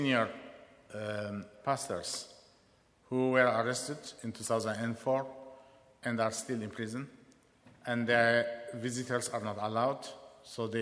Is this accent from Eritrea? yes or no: yes; Eritrea; now in London, United Kingdom; I'm from Eritrea, currently living in London